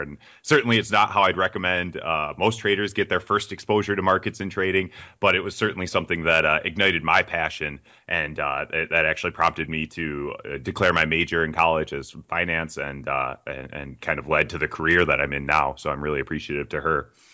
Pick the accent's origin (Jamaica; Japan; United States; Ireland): United States; accent: American; I'm American, as you can tell by my accent